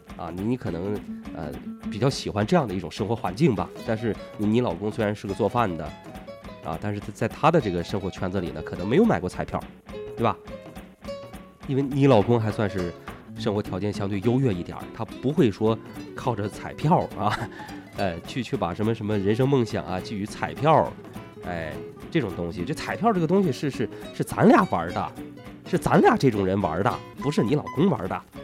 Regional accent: China; 我作为一个资深的啊土生土长的大陆男人

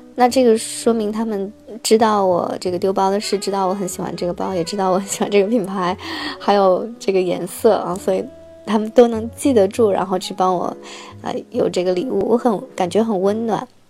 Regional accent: China; moved away as an adult; now in France; 我作为中国人，啊，却不会骑单车

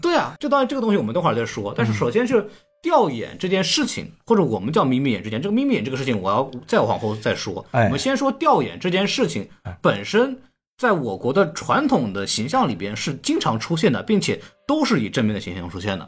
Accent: China; now in United States; 我们中国人

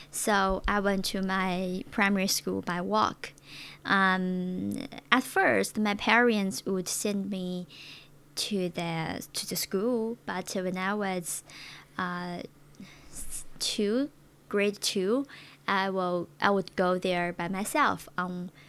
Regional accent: Hebei, China; English is a second language; my hometown is a very small place located located in Hebei province.

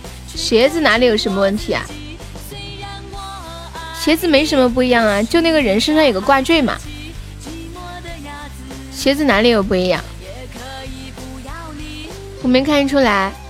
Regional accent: Tianjin, China; 你哪儿的？我天津的。

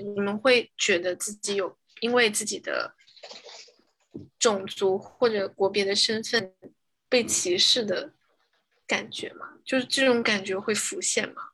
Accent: China; moved away as an adult; now in United States; 我是来自中国的

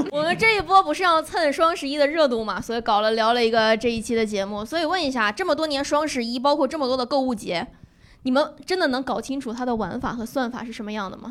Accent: Northeast China, China; 我们东北人

